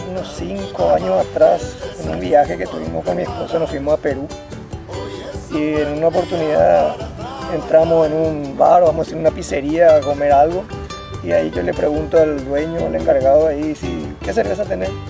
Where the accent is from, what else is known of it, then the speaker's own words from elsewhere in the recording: Paraguay; also born or lived in Asunción; now in Areguá, Paraguay; Somos de los paraguayos que estamos tratando de hacer las cosas diferentes y bien.